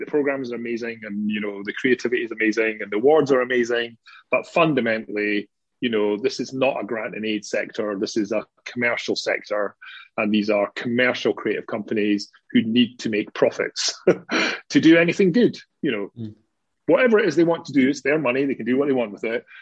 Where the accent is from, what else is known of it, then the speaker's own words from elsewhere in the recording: Scotland, United Kingdom; being a Scottish working class lad